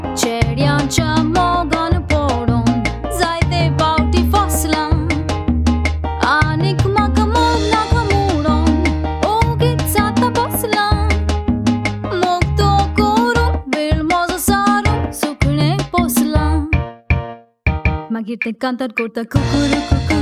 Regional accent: Mumbai, Maharashtra, India; I was in Mumbai.

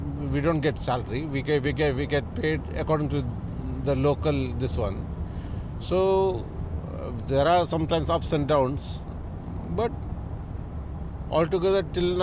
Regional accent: Kerala, India; now in Dubai, United Arab Emirates; I'm from Kerala.

